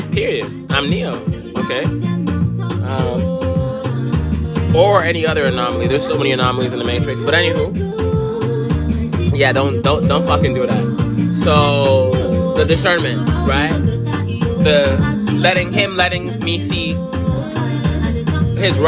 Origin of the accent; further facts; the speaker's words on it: United States; We're American.